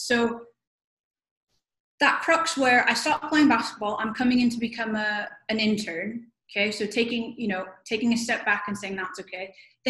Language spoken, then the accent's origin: English; Philippines; also born or lived in United States; So I was Filipino, but both my parents are Filipino, but I was born in America and then moved back to the country where my parents are from. So I look like a Filipino, but I'm not Filipino.